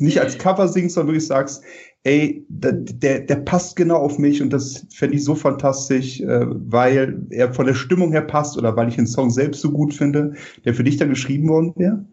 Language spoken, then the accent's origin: German; Rhineland, Germany; als Rheinländer